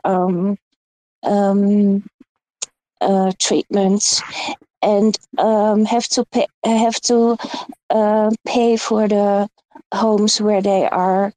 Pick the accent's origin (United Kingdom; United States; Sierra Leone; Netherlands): Netherlands; English is a second language; I'm from Holland